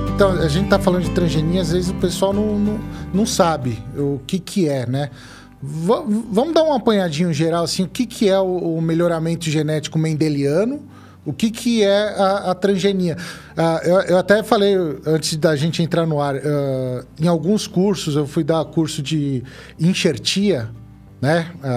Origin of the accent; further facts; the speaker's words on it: Brazil; eu sou, sou brasileiro